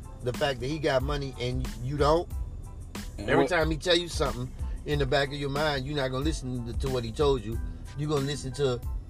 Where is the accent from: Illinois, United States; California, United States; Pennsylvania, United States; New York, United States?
Illinois, United States; Chicago; who does not have any connection to what type of lifestyle I grew up with. You don't know nothing about growing up in Chicago on the southern side or the northern side.